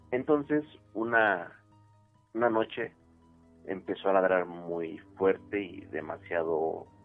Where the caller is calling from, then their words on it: Coacalco, State of Mexico, Mexico; De Coacalco, Estado de México.